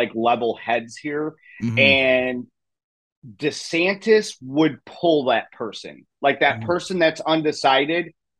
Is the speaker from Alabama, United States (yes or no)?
no; Chicago, Illinois, United States; And then and I came from Chicago. So we were locked down again.